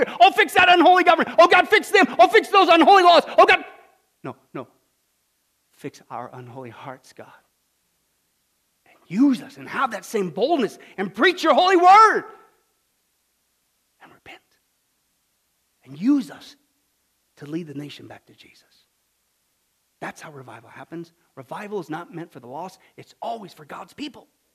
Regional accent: Kansas, United States; Kansas, my home state, Bible Belt

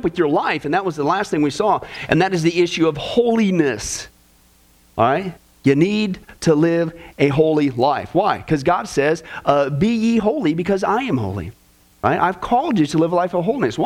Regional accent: Kansas, United States; growing up in Kansas

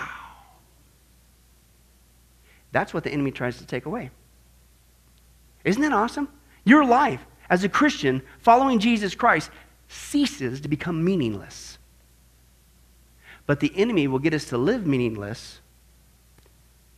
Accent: Midwest, United States; me growing up in the Midwest

